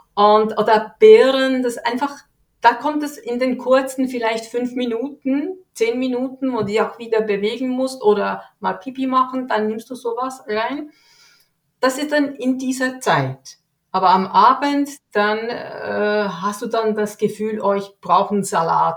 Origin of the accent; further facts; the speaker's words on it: Switzerland; ich lebe hier in der Schweiz, bin geboren hier in der Schweiz